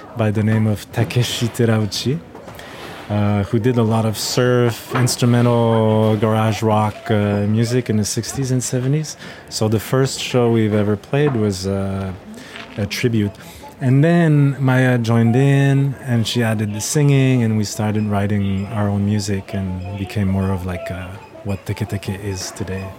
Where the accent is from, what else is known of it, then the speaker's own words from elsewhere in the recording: Montreal, Quebec, Canada; we're from Montreal, Canada.